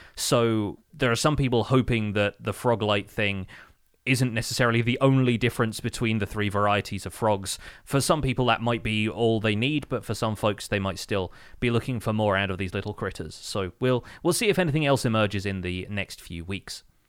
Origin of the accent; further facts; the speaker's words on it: United Kingdom; as a British person